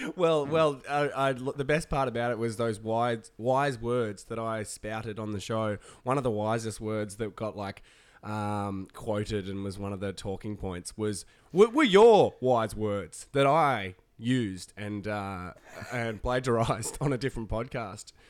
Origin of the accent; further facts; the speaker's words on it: Tasmania, Australia; moved away; Tasmania in the island state, my home state